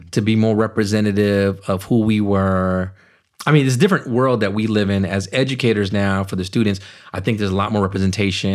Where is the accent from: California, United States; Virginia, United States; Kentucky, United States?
California, United States; Richmond; also born or lived in Naugatuck, Connecticut; I grew up in Richmond, California